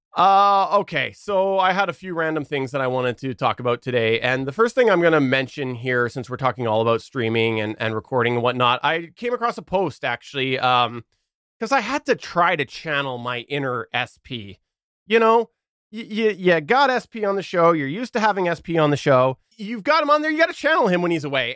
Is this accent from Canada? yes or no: yes; Canada; I'm Canadian